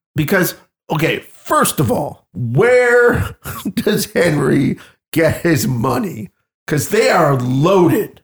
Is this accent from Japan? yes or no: no; Canada; moved away; near where I came from Canada, there's a little village called Ashton